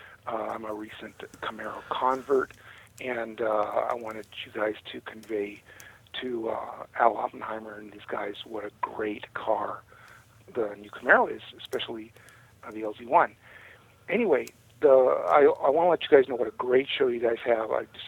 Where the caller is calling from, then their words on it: Sedona, Arizona, United States; Hey, guys. … I'm from Sedona, Arizona.